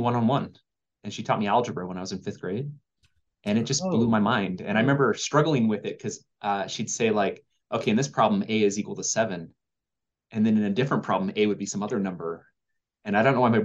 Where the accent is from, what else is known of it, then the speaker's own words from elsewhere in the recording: Hillsboro, Oregon, United States; moved away; also born or lived in Utah; I grew up in Hillsboro, Oregon, lots of Intel fabs all around